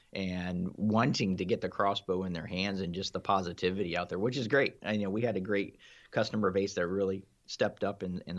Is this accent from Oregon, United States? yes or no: no; Ohio, United States; I'm from Ohio myself.